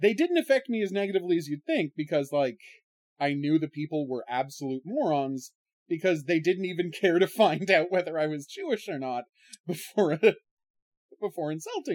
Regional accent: Ottawa, Ontario, Canada; how it was different growing up in Canada in the 80s than America in the 80s, specifically Ottawa

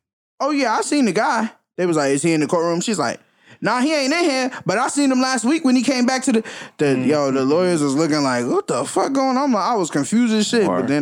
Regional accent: Boston, Massachusetts, United States; So, nigga, I'm from Dorchester.

